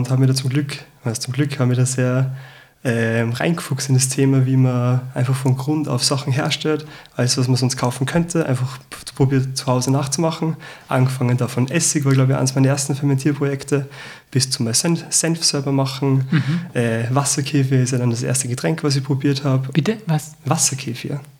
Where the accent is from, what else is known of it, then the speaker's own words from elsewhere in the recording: Salzburg, Austria; now in Vienna, Austria; ich bin Salzburger, bin jetzt seit vier Jahren in Wien